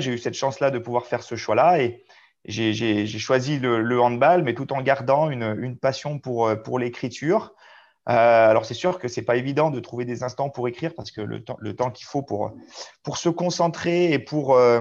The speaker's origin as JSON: {"language": "French", "town": "Albertville", "region": "Auvergne-Rhône-Alpes", "country": "France", "tie": "born or raised there", "also_born_or_lived": "Chambéry / Clermont-Ferrand / Mios / Saintes", "moved": "as an adult", "lives_now": "Saint-Junien, France", "said": "je suis né euh, à Albertville, en Savoie"}